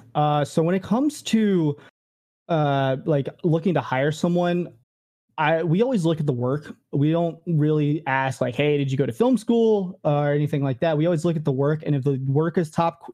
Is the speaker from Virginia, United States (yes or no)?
yes; Richmond, Virginia, United States; moved away as an adult; also born or lived in California; I actually moved from, Richmond, Virginia, which is my hometown, to, California the first time